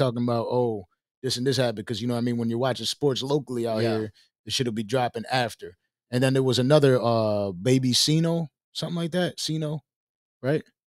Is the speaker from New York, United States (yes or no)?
yes; Buffalo, New York, United States; I'm from Buffalo.